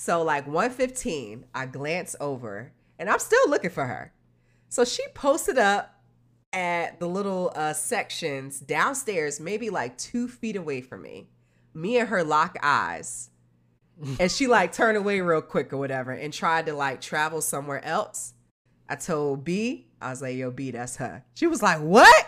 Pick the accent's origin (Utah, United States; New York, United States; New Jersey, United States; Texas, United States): New Jersey, United States; moved away; I'm from Jersey, I'm from up north